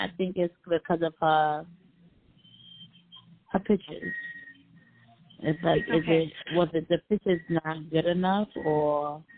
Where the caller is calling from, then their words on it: Pennsylvania, United States; I'm calling from Pennsylvania.